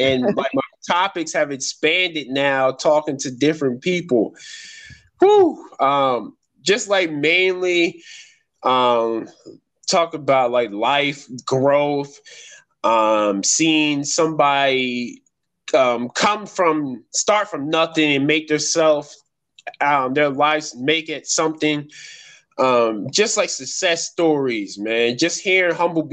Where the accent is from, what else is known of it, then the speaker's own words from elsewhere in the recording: New Jersey, United States; I'm from Jersey.